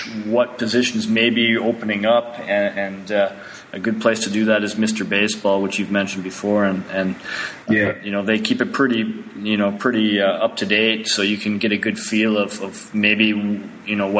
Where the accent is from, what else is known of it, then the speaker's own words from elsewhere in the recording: Canada; I'm Canadian